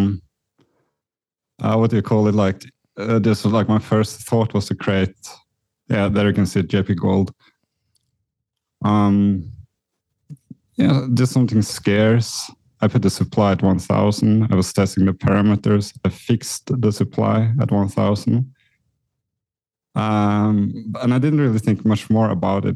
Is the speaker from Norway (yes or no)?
yes; Norway; moved away as an adult; also born or lived in New York; I was born in Norway, Scandinavia